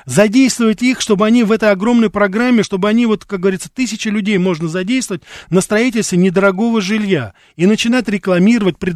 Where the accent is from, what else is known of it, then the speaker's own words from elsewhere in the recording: Moscow, Russia; Я сам, я сам москвич корену, Я понимаю прекрасно, что ну, людей не выселишь, допустим. Но я как раз вот и сейчас живу-то уже не в Москве, потому что в Москве мне сложно это делать.